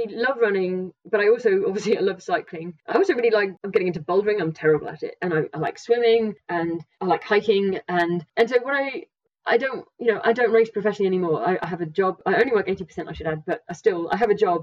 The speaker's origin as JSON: {"language": "English", "area": "Norfolk", "region": "East of England", "country": "United Kingdom", "tie": "born or raised there", "also_born_or_lived": "pre-Alps", "moved": "yes", "said": "I come from Norfolk, so there aren't very many mountains"}